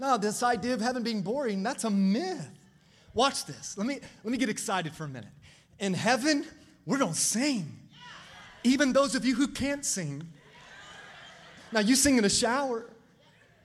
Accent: Florida, United States; moved away; also born or lived in Maryland; I grew up in Florida

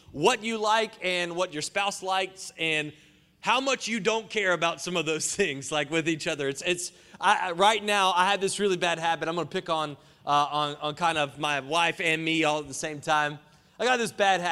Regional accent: Johnston County, North Carolina, United States; moved away as an adult; now in Atlanta, United States; I'm from Johnson County, North Carolina, JoCo

